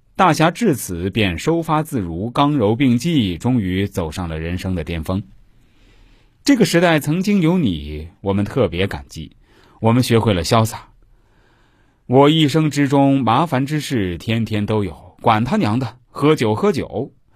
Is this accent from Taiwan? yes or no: no; China; 我们中国人